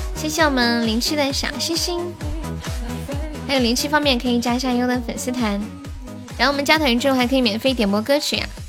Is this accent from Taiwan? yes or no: no; Longmen, China; 我们老家住的地方叫龙门镇